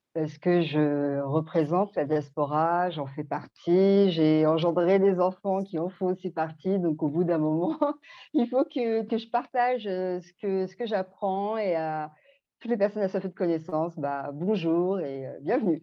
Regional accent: Belgium; also born or lived in French Guiana / Martinique / Guadeloupe; now in Île-de-France, France; je vis en Ile-de-France, j'ai grandi aussi en Belgique et euh, mes parents sont Guyane, Martinique et Guadeloupe

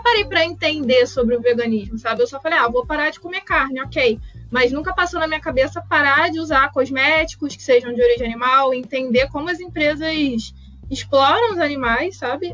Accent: Rio de Janeiro, Brazil; Eu sou do Rio de Janeiro

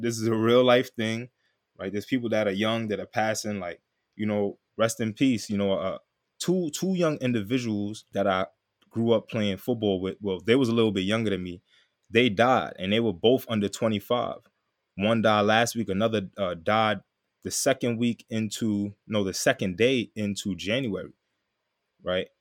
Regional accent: New York City, New York, United States; also born or lived in Texas; I'm from Queens, New York

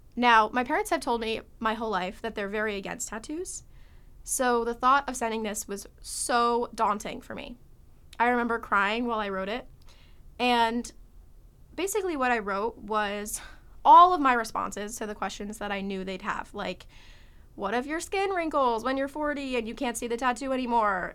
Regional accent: Connecticut, United States; I'm from Connecticut

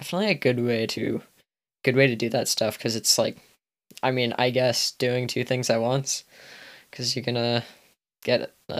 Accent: Maine, United States; I'm from Maine.

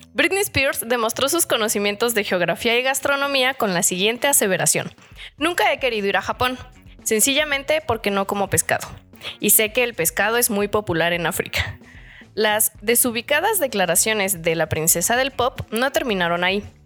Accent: Chilpancingo, Guerrero, Mexico; born or raised there

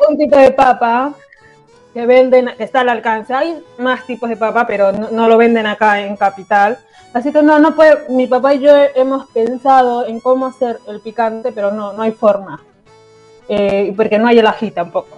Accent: Peru; moved away as an adult; now in Argentina; yo soy peruana

